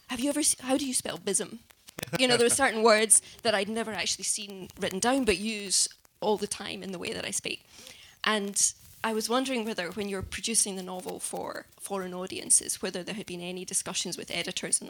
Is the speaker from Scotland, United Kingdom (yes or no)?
yes; Glasgow, Scotland, United Kingdom; moved away; my experience of speaking English growing up in Glasgow